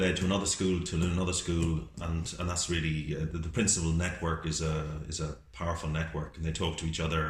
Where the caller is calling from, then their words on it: Ireland; we're ringing from Ireland.